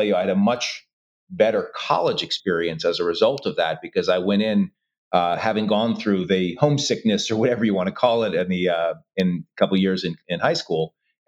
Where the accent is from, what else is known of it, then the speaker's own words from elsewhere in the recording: Brooklyn, New York, United States; I think it was great. Brooklyn was a fantastic time. My parents bought a house there in the 70s and still live in that same home today.